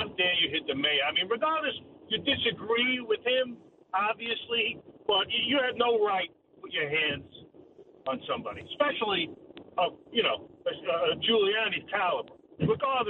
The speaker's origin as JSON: {"language": "English", "town": "New York City", "region": "New York", "country": "United States", "tie": "born or raised there", "said": "I grew up in Flatbush, but I used to play in Marine Park."}